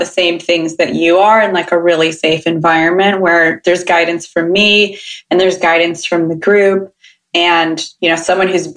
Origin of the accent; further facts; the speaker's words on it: Sacramento, California, United States; I'm from Sacramento